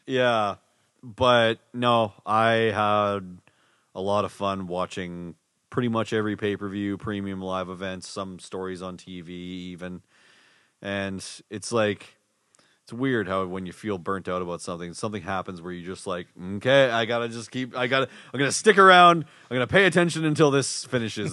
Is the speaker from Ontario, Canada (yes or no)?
no; Winnipeg, Manitoba, Canada; we're from Winnipeg